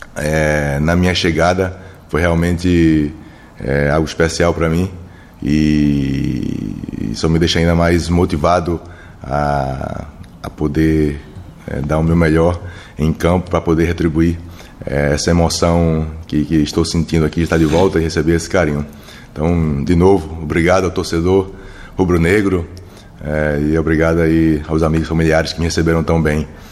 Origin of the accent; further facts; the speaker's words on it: Recife, Pernambuco, Brazil; moved away; also born or lived in São Paulo; eu saí de Recife